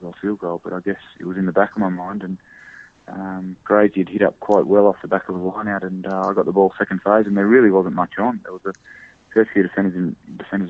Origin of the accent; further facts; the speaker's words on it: Australia; As an Australian